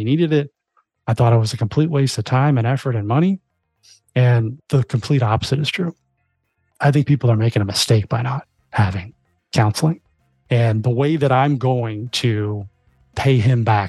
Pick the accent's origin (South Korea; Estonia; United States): United States; Florida; moved away; I grew up in Florida my whole life